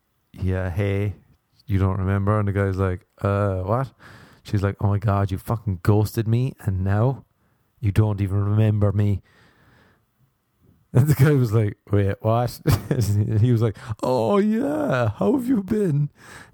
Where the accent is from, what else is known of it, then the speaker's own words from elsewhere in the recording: Ireland; I am Irish